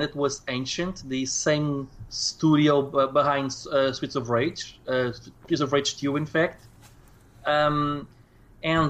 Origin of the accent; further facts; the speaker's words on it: Portugal; accent: Portuguese; English is a second language; I'm from Portugal, hence the very odd accent.